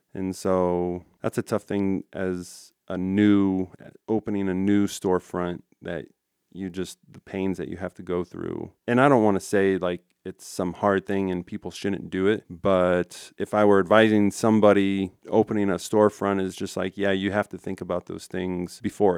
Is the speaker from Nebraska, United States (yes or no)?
yes; Ralston, Nebraska, United States; I, I grew up in Ralston, and Ralston's a tight